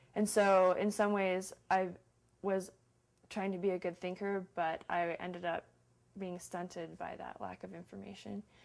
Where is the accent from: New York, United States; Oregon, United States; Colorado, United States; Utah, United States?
Utah, United States; Salt Lake City; Salt Lake City, Utah